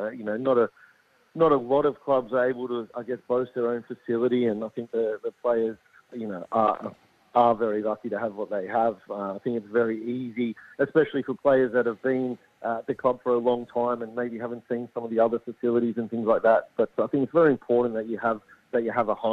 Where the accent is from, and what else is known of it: Sydney, New South Wales, Australia; moved away as an adult; now in Adelaide, Australia